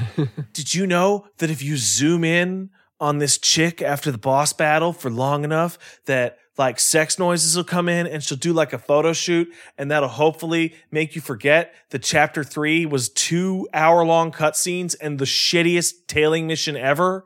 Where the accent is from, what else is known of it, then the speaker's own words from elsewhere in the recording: Canada; because I'm Canadian